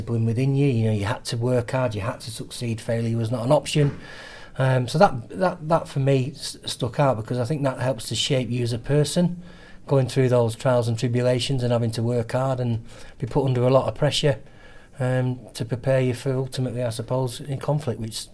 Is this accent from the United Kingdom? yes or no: yes; Lancaster, North West England, United Kingdom; I'm from Lancaster.